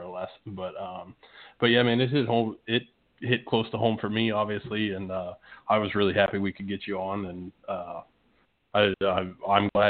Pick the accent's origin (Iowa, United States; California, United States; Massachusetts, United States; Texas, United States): Iowa, United States; Indianola; I grew up in Indianola. I still live in Indianola